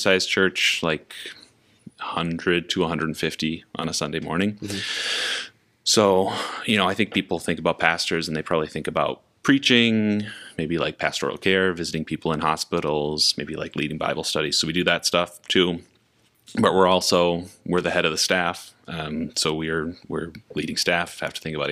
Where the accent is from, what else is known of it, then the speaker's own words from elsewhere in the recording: Minnesota, United States; also born or lived in Sioux Falls / New Jersey; I'm from Minnesota